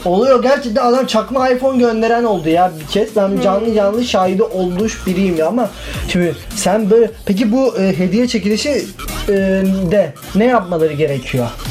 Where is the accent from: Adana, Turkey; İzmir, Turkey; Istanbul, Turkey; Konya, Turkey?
Adana, Turkey; moved away; Adanalı olduğum için, Adana'dan geldiğim için